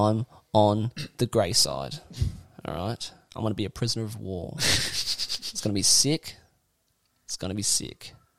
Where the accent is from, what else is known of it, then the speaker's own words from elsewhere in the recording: Logan, Queensland, Australia; accent: bogan; I am from Logan. You from Logan? From born in Logan, dude.